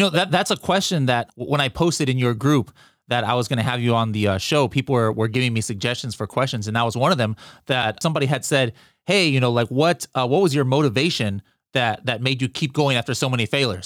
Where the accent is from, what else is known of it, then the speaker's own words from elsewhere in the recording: United States; me as an American